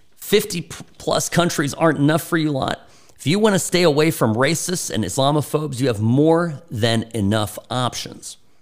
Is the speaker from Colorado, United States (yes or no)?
no; California, United States; my experience growing up in California